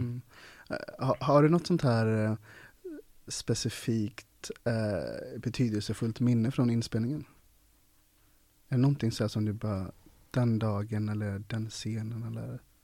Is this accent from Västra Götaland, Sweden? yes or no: yes; Ulricehamn, Västra Götaland, Sweden; Jag är uppvuxen i Ulricehamn